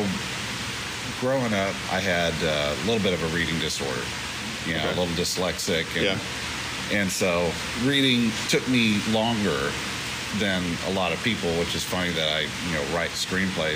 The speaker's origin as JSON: {"language": "English", "town": "Abilene", "region": "Texas", "country": "United States", "tie": "born or raised there", "said": "I grew up outside of Abilene, Texas"}